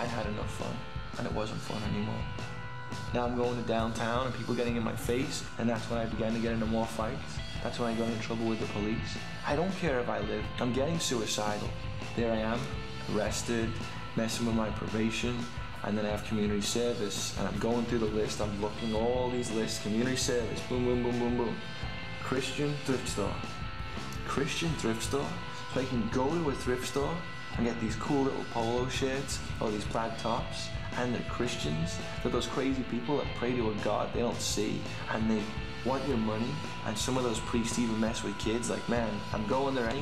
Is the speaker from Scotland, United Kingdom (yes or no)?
no; Liverpool, North West England, United Kingdom; growing up in Liverpool